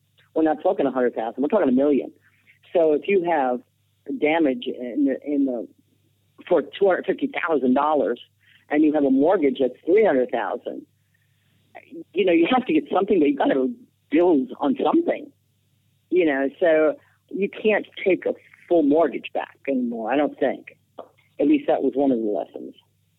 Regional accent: New York, United States; my husband's from New York, and I was raised in New York for about 20 years.

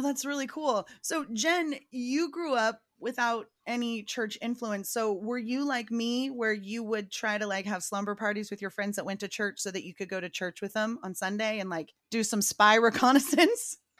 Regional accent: Southern California, United States; I'm from Southern California

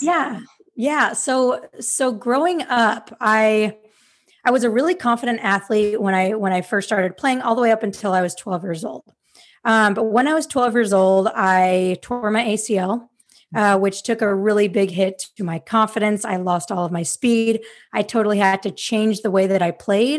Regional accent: Salt Lake City, Utah, United States; moved away as an adult; now in Sacramento, United States; I am from Salt Lake City, Utah, but I currently live in Sacramento, California

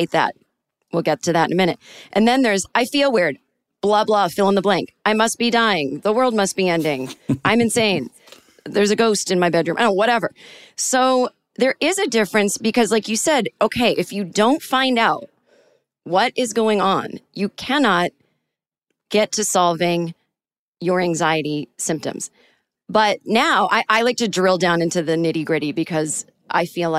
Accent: Boston, Massachusetts, United States; I'm from Boston originally, and then my family is from Manchester, UK.

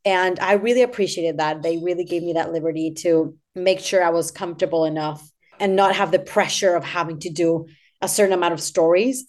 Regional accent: Argentina; moved away; I am from Argentina, by the way, so my back home is twelve thousand miles away from where, where I'm at right now

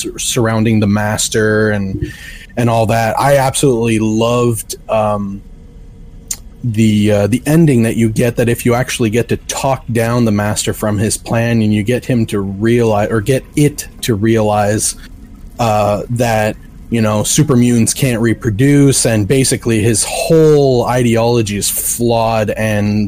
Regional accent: Canada; I am Canadian

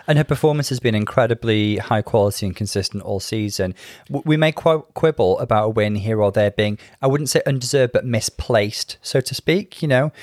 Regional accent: United Kingdom; being British

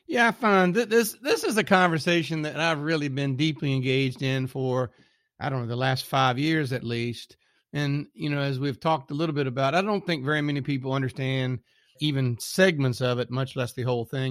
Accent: south of the Mason Dixon, United States; accent: Southern; also born or lived in Texas; now in Richmond, United States; I live somewhere south of the Mason Dixon

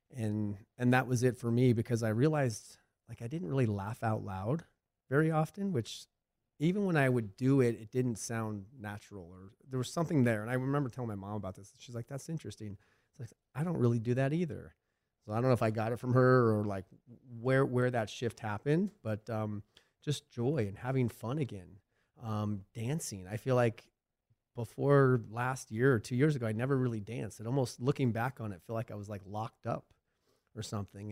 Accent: Arizona, United States; moved away as an adult; I had a pretty decent following back in Arizona.

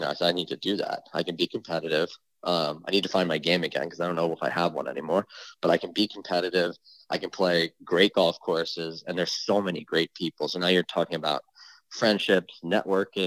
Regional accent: New York area, United States; also born or lived in Easton, Connecticut; I grew up in the New York area

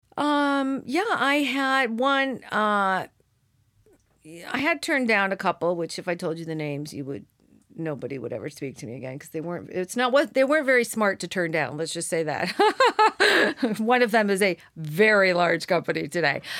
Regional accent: Seal Beach, California, United States; I grew up in Orange County

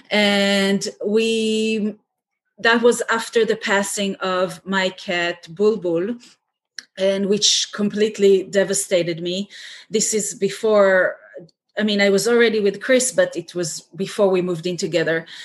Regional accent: Israel; moved away as an adult; now in United States; I was um, born and raised in Israel, but now I live in the States and my whole family is still in Israel.

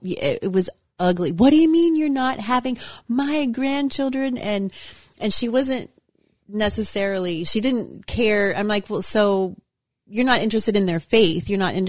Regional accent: Ohio, United States; My husband's Italian and I'm from Ohio.

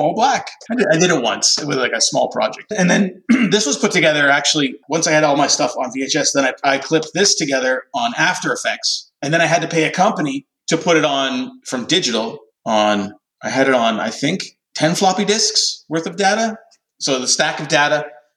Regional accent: Canada; also born or lived in Montreal / Vancouver; I'm Canadian

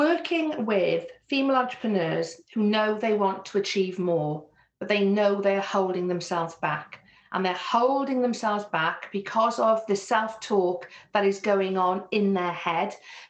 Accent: Wales, United Kingdom; accent: Welsh; although you can hear very clearly I have a Welsh accent, my Welsh accent is actually much more neutral compared to some of the places that I moved to. So I had some people that pick me up on my accent and my different way of saying things.

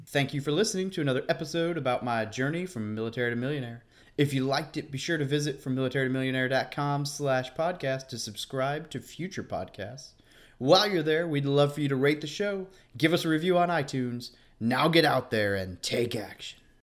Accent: Midwest, United States; I grew up in the Midwest

